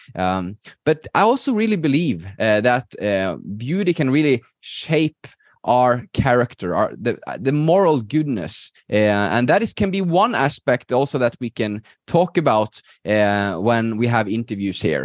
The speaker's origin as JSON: {"language": "English", "country": "Norway", "moved": "as an adult", "lives_now": "Spain", "said": "I'm originally from Norway, I, I live in, in Spain right now with my wife"}